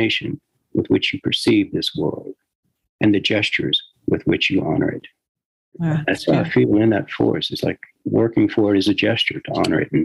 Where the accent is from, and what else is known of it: Houston, Texas, United States; born or raised there